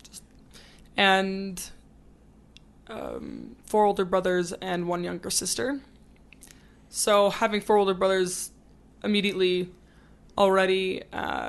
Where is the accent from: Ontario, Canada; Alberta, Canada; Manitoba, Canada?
Alberta, Canada; Calgary; Calgary. Born and raised.